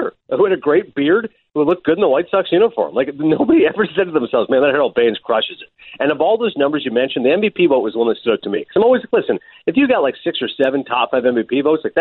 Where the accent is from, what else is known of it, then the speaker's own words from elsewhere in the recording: Toronto, Ontario, Canada; I'm from Toronto.